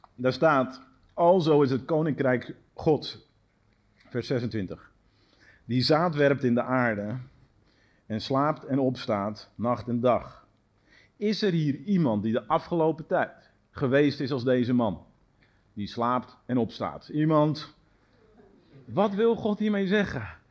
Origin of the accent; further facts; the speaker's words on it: Netherlands; ons als Nederlanders